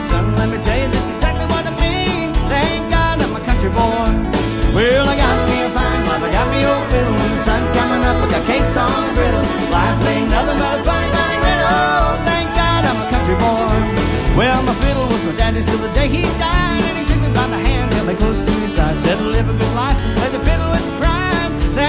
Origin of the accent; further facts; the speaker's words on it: Kirbyville, Missouri, United States; I'm from Kirbyville.